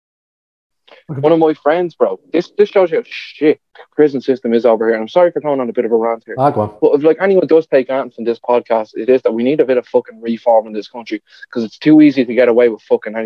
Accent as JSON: {"language": "English", "country": "Ireland", "said": "one thing about like being an Irish that I don't like. We're too willing"}